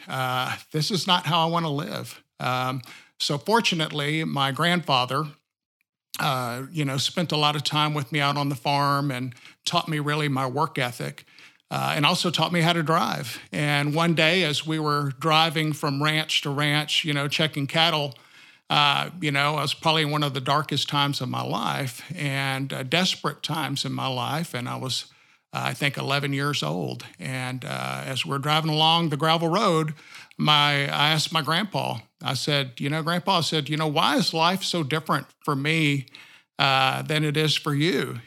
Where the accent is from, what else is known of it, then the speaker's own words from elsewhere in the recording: sixty miles south of Austin, rural Texas, United States; now in Siloam Springs, United States; I was born in Austin, uh, Texas, and then raised sixty miles south of Austin in a rural community